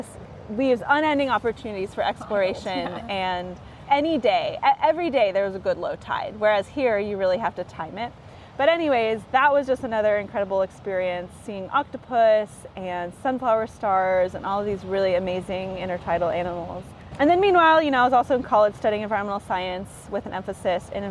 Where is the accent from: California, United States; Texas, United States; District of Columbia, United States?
California, United States; Bay Area; I grew up in the Bay Area